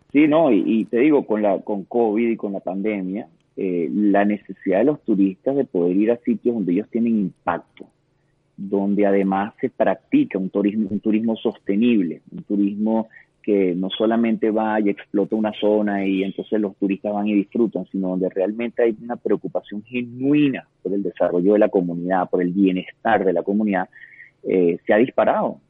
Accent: Venezuela; nosotros todos, como venezolanos

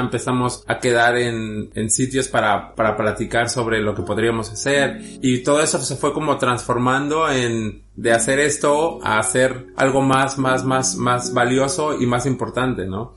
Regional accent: Guadalajara, Jalisco, Mexico; also born or lived in Mexico City; now in Madrid, Spain; Realmente nací en la Ciudad de México, pero bueno, crecí en la ciudad de Guadalajara, la perla tapatía

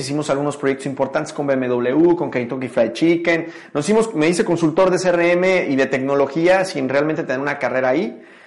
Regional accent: Mexico City, Mexico; moved away; also born or lived in Tijuana; Nací en la Ciudad de México

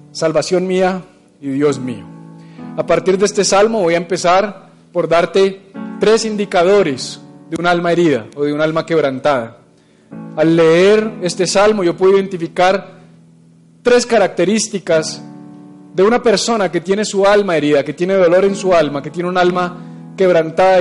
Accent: Bogotá, Colombia; Todos tenemos como buenos bogotanos

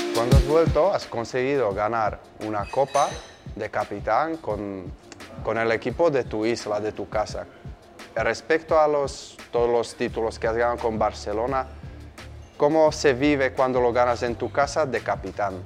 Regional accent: Slovakia; Spanish is a second language; moved away as an adult; now in Mallorca, Spain; Mi sueño era jugar en mi pueblo, que a la época estaban en primera división de Eslovaquia

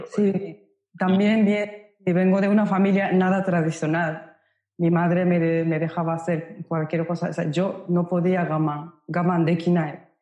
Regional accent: Osaka, Japan; Spanish is a second language; moved away as an adult; also born or lived in Los Angeles, United States; now in Madrid, Spain; yo soy de Osaka, nací en Osaka y cuando tenía 19 años me mudé a Los Ángeles, California, Estados Unidos

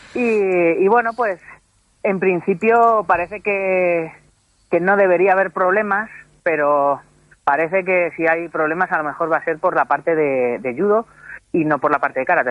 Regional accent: Madrid, Community of Madrid, Spain; moved away as an adult; now in Toledo, Spain; realmente soy madrileño

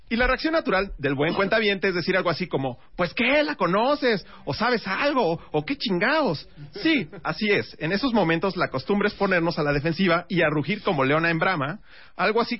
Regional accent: Mexico; como los mexicanos somos muy, muy burlones y nos criticamos por todo

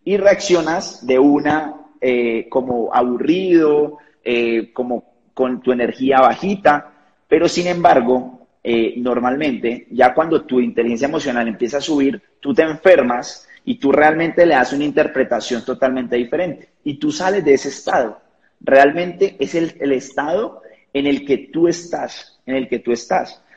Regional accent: Cali, Valle del Cauca, Colombia; now in Bogotá, Colombia; soy de Colombia, de una ciudad que se llama Cali, una de las ciudades principales, sin embargo vivo en la capital, en Bogotá

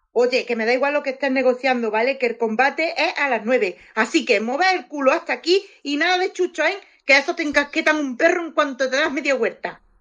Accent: Andalusia, Spain; Yo soy andaluza

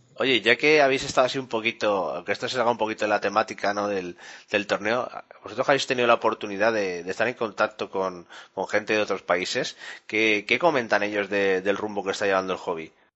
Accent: Spain; somos los españoles

